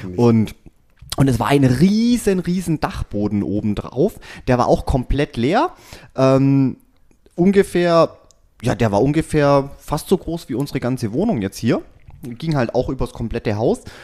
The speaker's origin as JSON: {"language": "German", "region": "Swabia", "country": "Germany", "said": "ich bin ein Schwabe"}